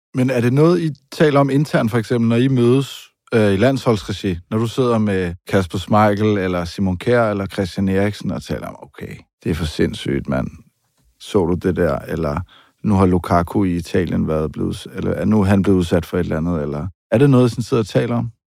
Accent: Denmark; her hjemme i Danmark

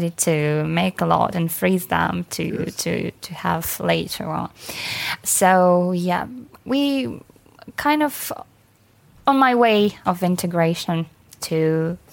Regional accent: Ukraine; English is a second language; moved away as an adult; also born or lived in Kyiv; now in United Kingdom; it could be really nice to have Ukrainian in your family, because we are mostly, like, fairly open and really nice people

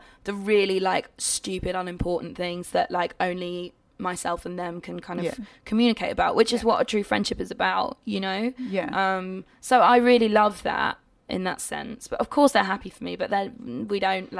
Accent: United Kingdom; I'm being British again.

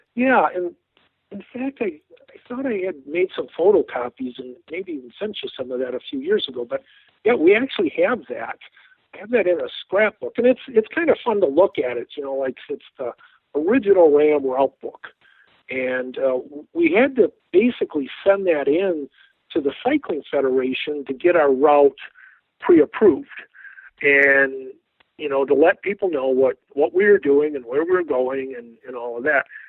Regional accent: Midwest, United States; I was from the Midwest.

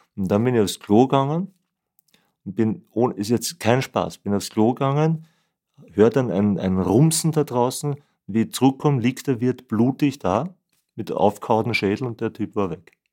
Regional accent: Vienna, Austria; ich bin Wiener bin in Wien geboren und aufgewachsen

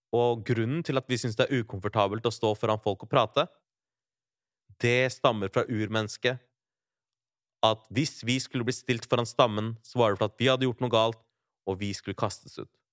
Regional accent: Larvik, Vestfold, Norway; Barndomskompiser fra Larvik, der jeg vokste opp

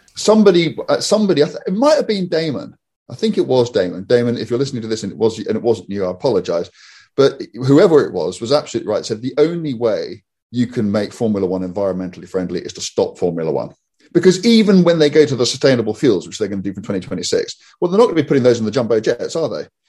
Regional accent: United Kingdom; we're British

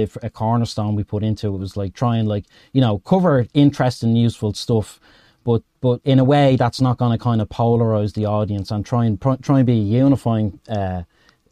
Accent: Dublin, Leinster, Ireland; I'm from Dublin, Ed, in Ireland

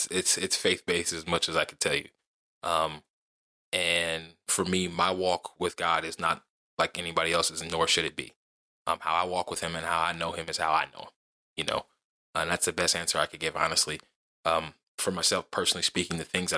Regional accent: Mississippi, United States; moved away; also born or lived in Dover, Delaware; I'm from Mississippi because like that's where I grew up a lot. Most of my childhood

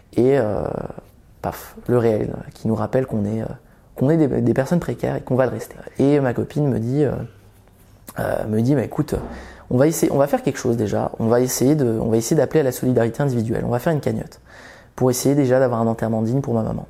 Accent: Vendée, Pays de la Loire, France; also born or lived in Belgium; j'ai grandi, j'ai grandi d'abord en Belgique et on est arrivé autour de mes une dizaine d'années, quand j'avais une dizaine d'années, on est arrivé en Vendée, donc un milieu très rural.

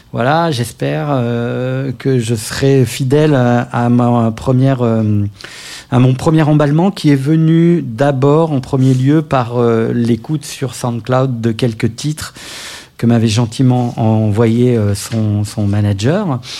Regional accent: Paris, Île-de-France, France; Je suis artiste, auteur, compositeur, interprète de pop française. J'ai grandi à Paris où j'ai commencé la musique à l'âge de 13 ans

